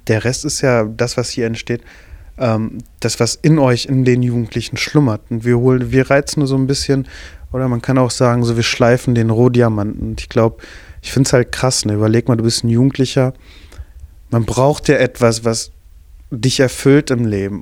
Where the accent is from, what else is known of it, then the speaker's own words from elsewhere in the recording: Bottrop, North Rhine-Westphalia, Germany; von der Schule mit dem schlechtesten Ruf in Bottrop